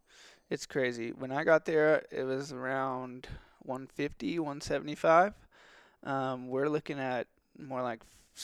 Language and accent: English; California, United States; born there; I was born in California, and we did a lot of waterfowl stuff out there.